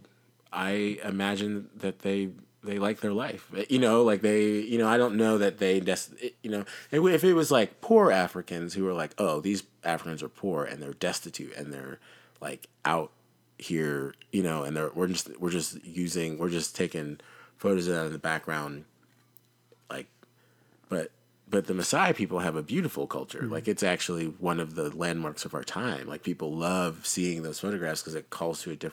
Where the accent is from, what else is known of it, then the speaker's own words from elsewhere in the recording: United States; an American